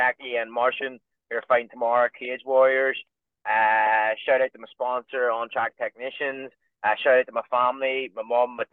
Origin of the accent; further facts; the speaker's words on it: Ireland; being Irish